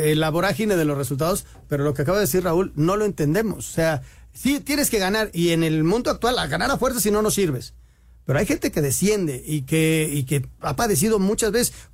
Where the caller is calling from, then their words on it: Morelia, Michoacán, Mexico; Bueno, eh, buenas noches, señores. … de Morelia.